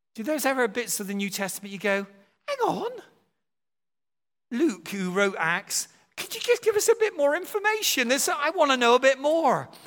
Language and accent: English; United Kingdom; we're from Britain